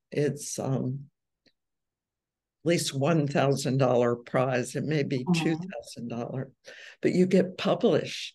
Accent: New York, United States; I'm from New York

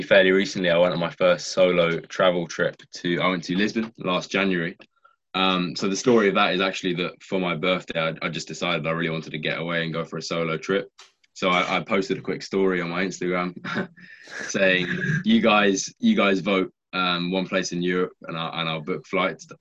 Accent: Brighton, South East England, United Kingdom; moved away as an adult; now in Liverpool, United Kingdom; I'm half Kiwi, but I was born and raised in England, on the south coast of England, Brighton.

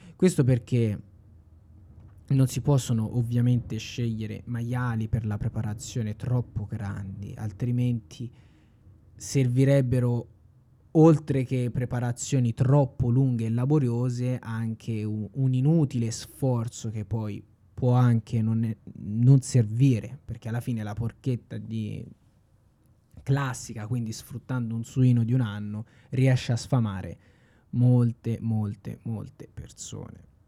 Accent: Tuscany, Italy; sono un toscano doc al cento per cento

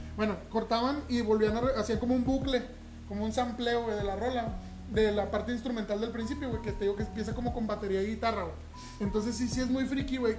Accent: Ciudad Juárez, Chihuahua, Mexico; aquí en Ciudad Juárez, güey, nosotros, como ya hemos comentado, somos de Ciudad Juárez

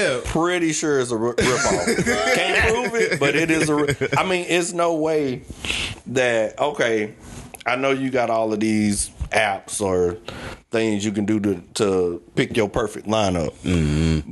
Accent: Georgia, United States; where I grew up in Georgia

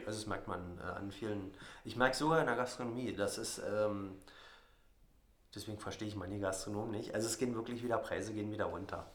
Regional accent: Radewiese, Brandenburg, Germany; also born or lived in Jänschwalde / Cottbus; mein kleines Dorf Radivis hat 78 Einwohner und da bin ich aufgewachsen

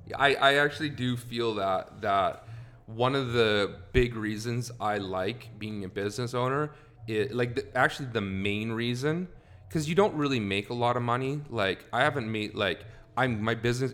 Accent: Canada; moved away as an adult; also born or lived in Carson City, Nevada / California; now in United States; originally, I'm from Canada. I've lived in the States now for about 12 years

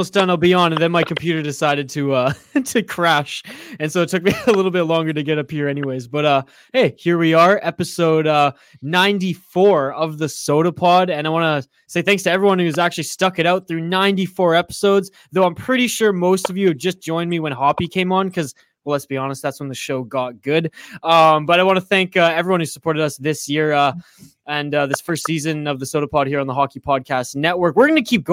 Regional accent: Canada; I'm the Canadian

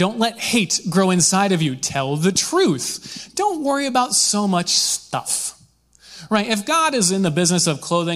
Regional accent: Michigan, United States; I grew up in Michigan. We have beautiful white sandy beaches

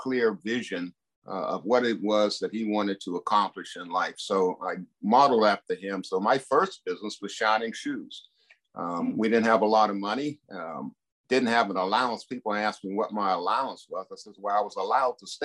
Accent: Duquesne, Pennsylvania, United States; I and my eight brothers and sisters were raised, educated in Duquesne, Pennsylvania

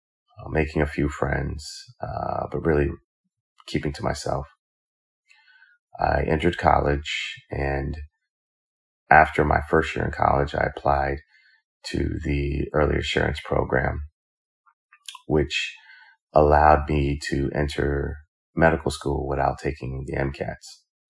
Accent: New York, United States; Growing up in New York, I grew up in a single parent home.

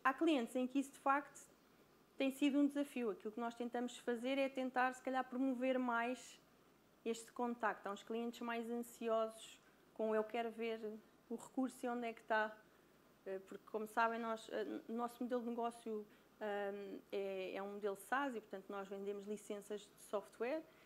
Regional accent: Brazil; accent: Brazilian; moved away; Porque eu sou brasileira, pelo sotaque dá para perceber

